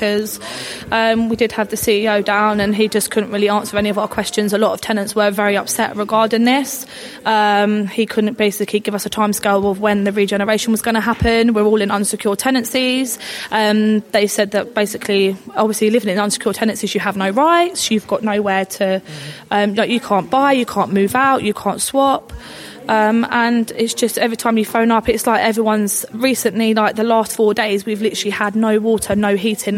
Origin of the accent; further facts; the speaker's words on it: Barnet, London, United Kingdom; we've all born and bred in Barnet, lived here